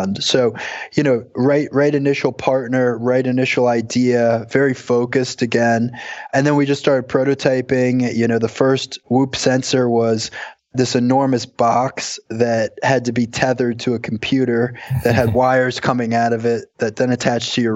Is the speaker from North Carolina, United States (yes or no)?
no; Long Island, New York, United States; I grew up on Long Island